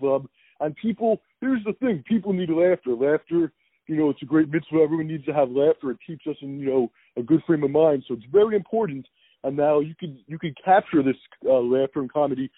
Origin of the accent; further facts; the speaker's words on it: Philadelphia, Pennsylvania, United States; I'm from Philadelphia. That's where I represent Philadelphia